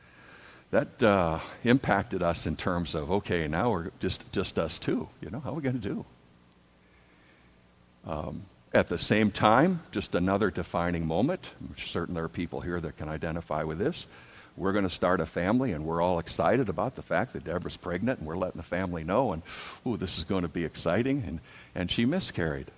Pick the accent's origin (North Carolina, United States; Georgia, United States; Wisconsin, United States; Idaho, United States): Wisconsin, United States; also born or lived in Dubuque, Iowa / Milwaukee, Wisconsin; we grew up in Wisconsin